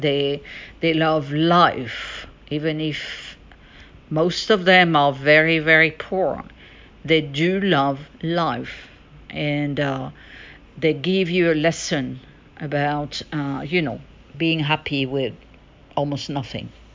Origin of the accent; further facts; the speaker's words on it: France; now in United States; French, because I'm French originally. I'm from France and I'm American as well, and I live in the United States